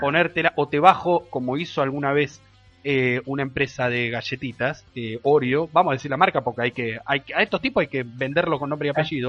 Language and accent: Spanish; Argentina; somos la Argentina, muchachos, somos la Argentina